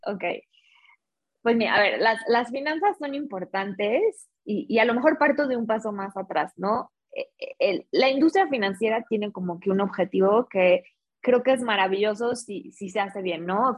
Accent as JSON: {"language": "Spanish", "town": "Guadalajara", "region": "Jalisco", "country": "Mexico", "moved": "yes", "lives_now": "Mexico City, Mexico", "said": "soy mexicana, soy de Guadalajara, ya llevo un tiempo viviendo acá en Ciudad de México"}